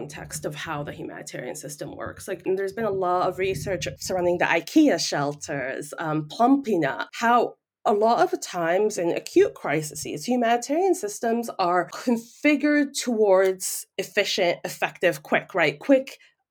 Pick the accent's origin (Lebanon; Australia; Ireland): Lebanon; moved away; I am from Lebanon